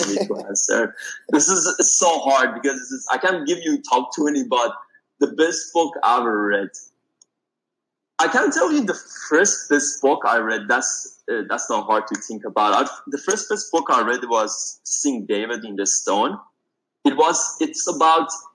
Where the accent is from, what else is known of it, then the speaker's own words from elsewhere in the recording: Iran; moved away as an adult; now in United States; I'm originally from Iran and I moved here 5 years ago